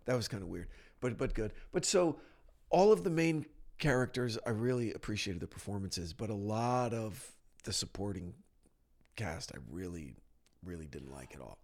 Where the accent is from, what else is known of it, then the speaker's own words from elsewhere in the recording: New Jersey, United States; moved away; I'm from New Jersey.